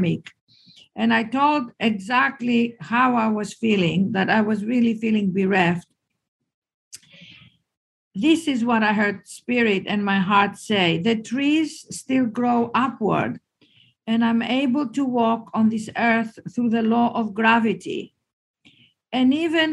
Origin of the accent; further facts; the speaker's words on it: Greece; moved away; I'm Greek.